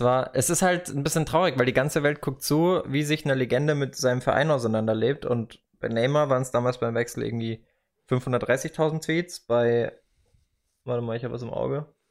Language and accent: German; Karlsruhe, Baden-Württemberg, Germany; dass ich den Satz mal sage als Karlsruher